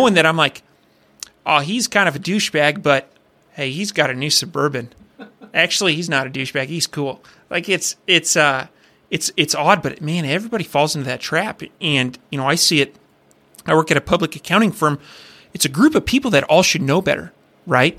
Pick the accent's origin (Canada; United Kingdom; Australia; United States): United States; Iowa; growing up in Iowa